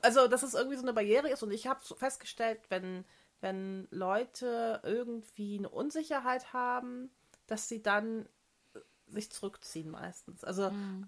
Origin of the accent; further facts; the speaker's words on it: Germany; moved away; Deutsche. Ich auch, ich auch.